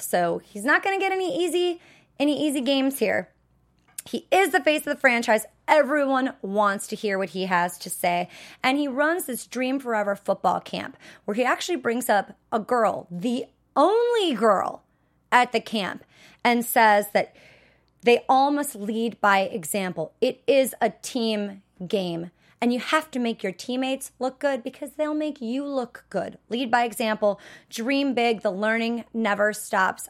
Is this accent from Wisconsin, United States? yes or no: yes; Wisconsin, United States; I'm from Wisconsin